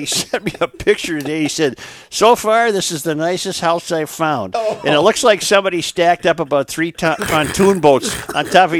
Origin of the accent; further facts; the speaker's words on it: White Bear Lake, Minnesota, United States; I was offered the home I grew up in on White Bear Lake to buy, and I obviously couldn't afford it at the time.